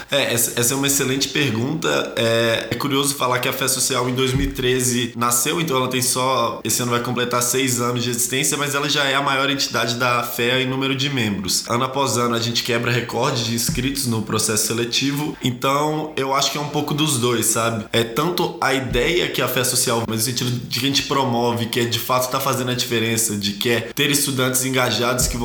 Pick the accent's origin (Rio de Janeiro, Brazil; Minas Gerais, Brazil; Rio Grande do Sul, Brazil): Minas Gerais, Brazil; moved away as an adult; now in São Paulo, Brazil; Não sou aqui de São Paulo, eu vim de Minas Gerais ano passado para estudar economia na USP.